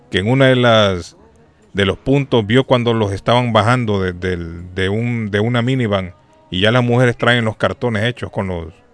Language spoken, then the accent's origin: Spanish; Honduras; moved away; Esto me recuerda en mi país a los chivos